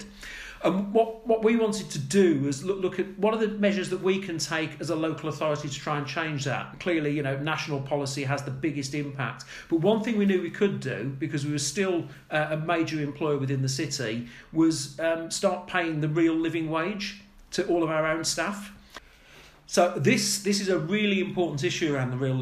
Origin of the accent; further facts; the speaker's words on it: Birmingham, West Midlands, United Kingdom; I grew up in Birmingham